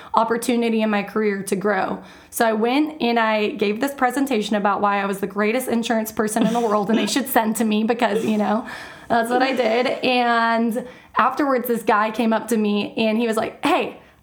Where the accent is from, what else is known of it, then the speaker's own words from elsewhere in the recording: Georgetown, Texas, United States; also born or lived in San Marcos, Texas; I grew up in Georgetown, just north of Austin.